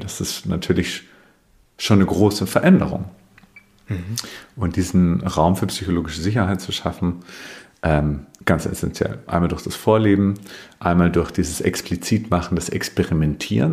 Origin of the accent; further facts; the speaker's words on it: Bavaria, Germany; Ich komme aus Bayern, das hört man vielleicht manchmal